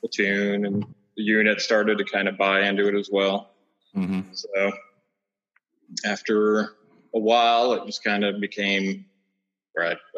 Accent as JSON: {"language": "English", "region": "Colorado", "country": "United States", "also_born_or_lived": "Fort Campbell", "moved": "yes", "lives_now": "Tennessee, United States", "said": "I'm originally from Colorado."}